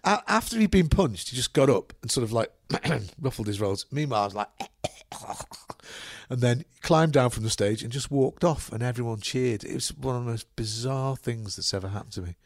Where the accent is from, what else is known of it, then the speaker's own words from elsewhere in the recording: Liverpool, North West England, United Kingdom; where I was brought up in Liverpool, it's on the seashore